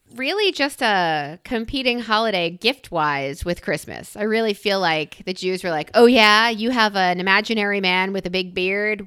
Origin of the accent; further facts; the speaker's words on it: New York, United States; now in Philadelphia, United States; I'm a New Yorker